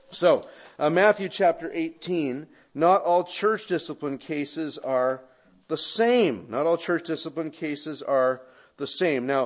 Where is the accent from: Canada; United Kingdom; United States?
Canada; Now, my experience is that Americans, and I don't mean that as a Canadian, I just mean Westerners, can't think of anything good coming out of shame.